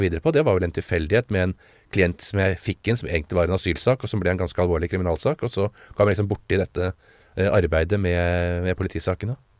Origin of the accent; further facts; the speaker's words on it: Oslo, Norway; født, på, på Smestad og beveget meg rundt på Smestad i uh, Oslo gjennom alle år